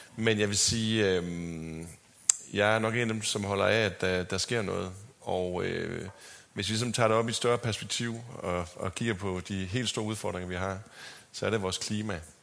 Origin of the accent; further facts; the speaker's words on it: Sæby, North Denmark Region, Denmark; also born or lived in Aarhus / Los Angeles; now in Copenhagen, Denmark; jeg er vokset op på landet uden for Sæby i Nordjylland. Og øh, dialekten har fulgt med, også til L.A.